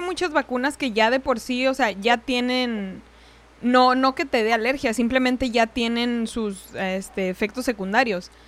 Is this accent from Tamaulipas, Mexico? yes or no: no; Ciudad Juárez, Chihuahua, Mexico; moved away; De por sí vengo de allá de Ciudad Juárez, estamos relativamente cerca y el, el acento más o menos pues se comparte